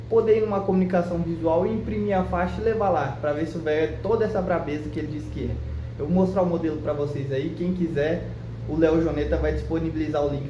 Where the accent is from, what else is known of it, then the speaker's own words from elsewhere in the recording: Pimenta Bueno, Rondônia, Brazil; de Pimenta Bueno, Rondônia.